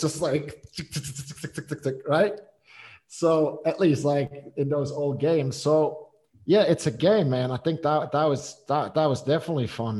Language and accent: English; Switzerland; moved away as an adult; I'm born and raised in Switzerland.